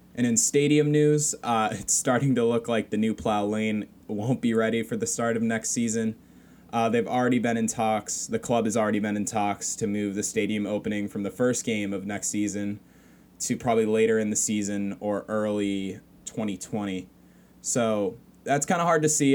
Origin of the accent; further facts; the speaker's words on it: United States; I'm American